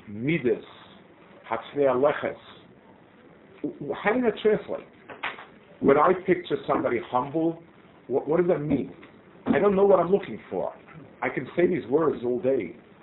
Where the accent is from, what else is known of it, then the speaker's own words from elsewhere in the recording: United States; moved away as an adult; now in Israel; I grew up in the States